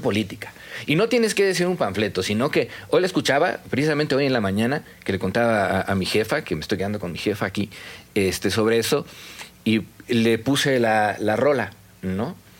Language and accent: Spanish; Mexico City, Mexico; now in Mérida, Mexico; me fui cuando era el Distrito Federal y eso ya no existe, ¿no? Yo nací en el Distrito Federal, no en la CDMX.